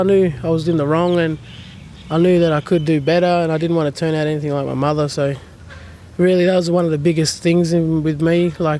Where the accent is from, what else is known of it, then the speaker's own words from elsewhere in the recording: Newcastle area, New South Wales, Australia; I know that we're from the Warramai people. We've been here for a long time